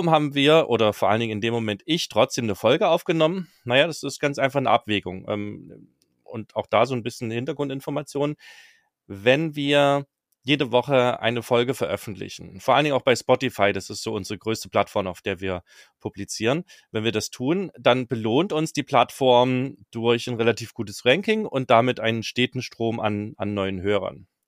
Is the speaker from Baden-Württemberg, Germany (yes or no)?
no; Zwickau, Saxony, Germany; ich bin quasi gebürtiger Zwickauer, komme da aus der Gegend